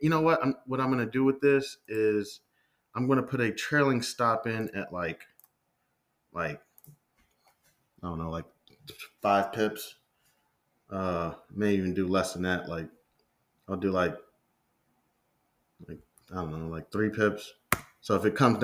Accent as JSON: {"language": "English", "region": "Midwest", "country": "United States", "said": "I come from the Midwest"}